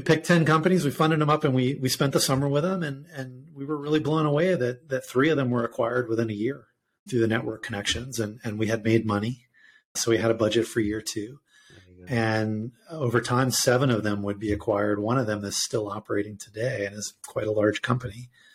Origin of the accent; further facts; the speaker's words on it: Florida, United States; now in Boulder, United States; I'm clearly from Florida